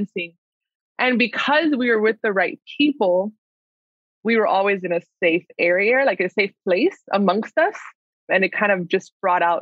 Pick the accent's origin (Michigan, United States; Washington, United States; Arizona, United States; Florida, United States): Florida, United States; Miami; I'm coming from Miami, Florida, which is where I grew up